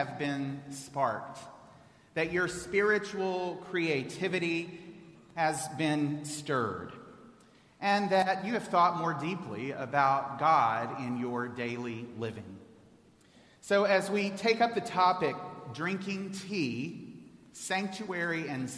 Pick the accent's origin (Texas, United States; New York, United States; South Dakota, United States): Texas, United States; Houston; moved away as an adult; I'm a native of Houston.